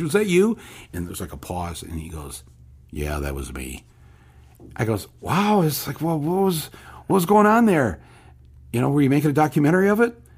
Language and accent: English; Flint, Michigan, United States; I look like I'm from the Midwest.